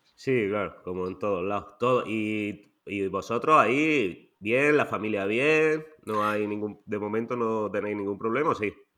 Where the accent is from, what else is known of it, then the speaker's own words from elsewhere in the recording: Almería, Andalusia, Spain; yo también soy de Almería